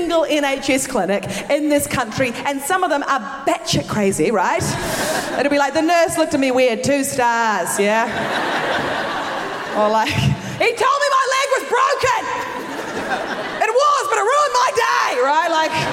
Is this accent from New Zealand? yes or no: yes; New Zealand; moved away as an adult; now in London, United Kingdom; I'm originally from New Zealand. I moved to London a few years ago